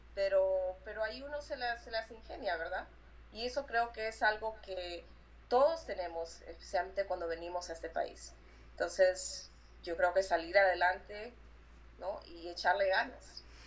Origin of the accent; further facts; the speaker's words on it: Lima, Peru; moved away as an adult; yo nací en el Perú. Eh, viví en el Perú hasta que tenía 20 años.